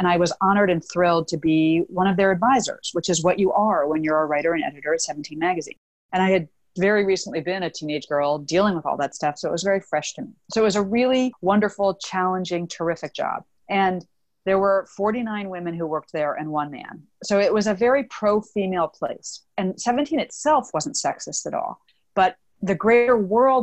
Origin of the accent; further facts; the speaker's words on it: Washington, District of Columbia, United States; I grew up in Washington, D.C.